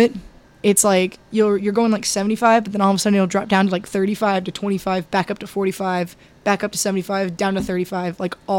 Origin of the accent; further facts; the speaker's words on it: Tampa, Florida, United States; I'm a born and raised from Tampa